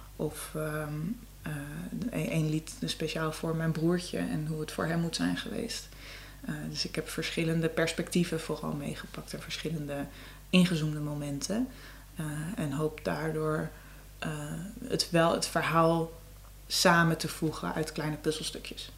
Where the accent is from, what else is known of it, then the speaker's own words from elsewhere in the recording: Amsterdam, North Holland, Netherlands; first language Dutch; ik ben geboren in de Jordaan, ik ben echt een Amsterdamse